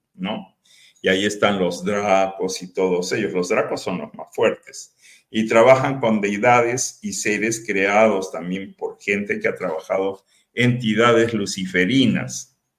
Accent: Peru; now in Tepic, Mexico; yo soy peruano y viví en Perú

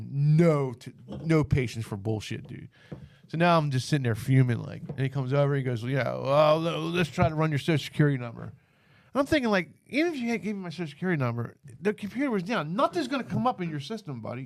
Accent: Norristown, Pennsylvania, United States; I'm from Norristown.

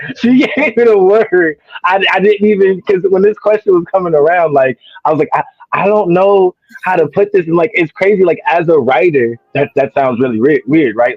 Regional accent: New Jersey, United States; moved away as an adult; now in Williamston, United States; I'm originally from New Jersey

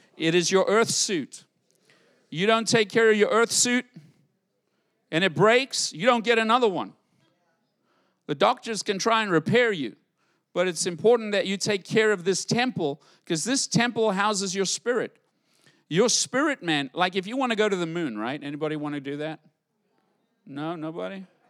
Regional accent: United States; I'm an American

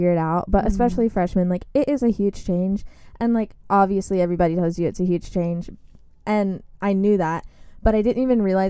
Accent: Pawleys Island, South Carolina, United States; moved away as an adult; now in Clemson, United States; I am from Pawleys Island, South Carolina

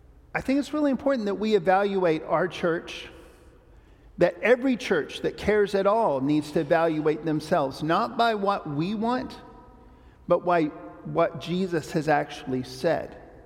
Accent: Papua New Guinea; I grew up in Papua New Guinea because my parents took this very literally

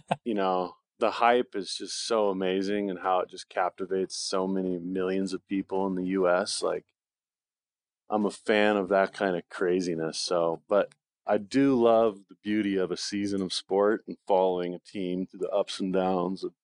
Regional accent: Bend, Oregon, United States; moved away as an adult; now in Durango, United States; I was born and raised in Bend, Oregon

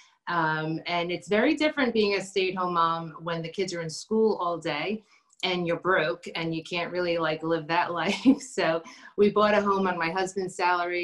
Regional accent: New York City, New York, United States; moved away as an adult; also born or lived in New Jersey; now in Chester County, Pennsylvania, United States; We're originally from Brooklyn

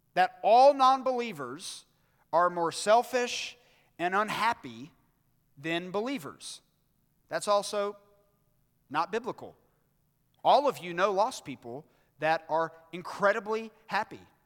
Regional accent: Birmingham, Alabama, United States; on December twenty-third, nineteen eighty-five, at Brookwood Hospital in Birmingham, Alabama, I was born

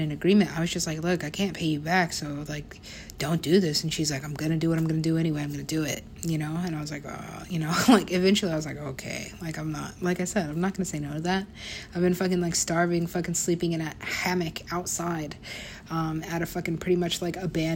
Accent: United States; also born or lived in Mexico

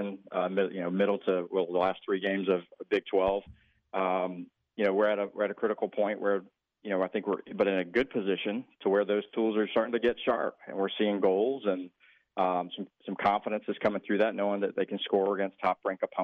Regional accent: Georgia, United States; born or raised there; now in Texas, United States

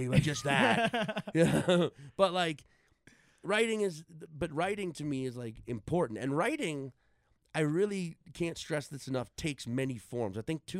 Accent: New Orleans, Louisiana, United States; because I started in New Orleans, right?

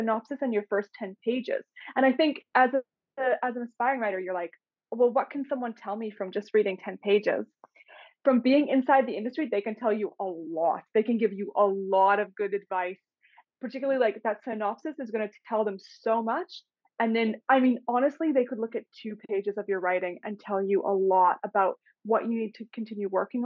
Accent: Winnipeg, Manitoba, Canada; moved away as an adult; now in Australia; Winnipeg, Canada, which is the city that I'm originally from

